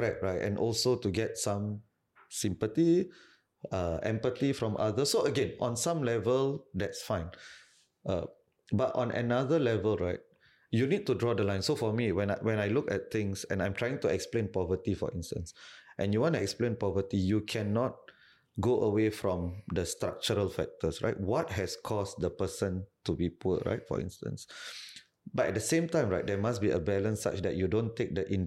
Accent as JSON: {"language": "English", "country": "Singapore", "said": "I'm more Singaporean"}